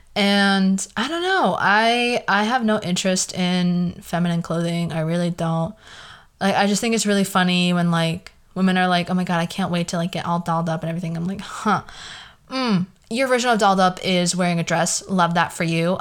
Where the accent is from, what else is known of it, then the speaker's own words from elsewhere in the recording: the Valley, California, United States; accent: Valley girl; I have a very Valley girl accent. It's just, like, who I am. I was born in the Valley